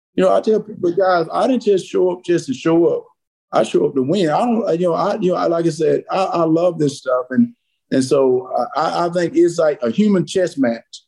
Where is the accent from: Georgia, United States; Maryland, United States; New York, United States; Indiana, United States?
Georgia, United States; South; I grew up in South Georgia.